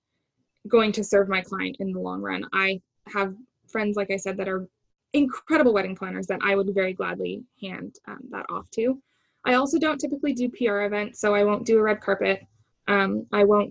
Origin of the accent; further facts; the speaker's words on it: Toronto, Ontario, Canada; moved away as an adult; also born or lived in Vancouver; I'm from Toronto, naturally born and raised. My whole family is here